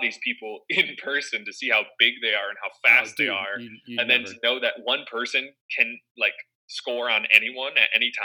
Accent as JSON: {"language": "English", "region": "Michigan", "country": "United States", "tie": "born or raised there", "said": "growing up in Michigan"}